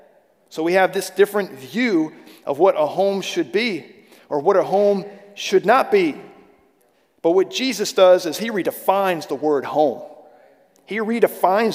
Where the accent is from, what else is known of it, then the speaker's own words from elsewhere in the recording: Sterling, Virginia, United States; I grew up in a little town, it's not so little now, right outside of Washington, D.C., called Sterling, Virginia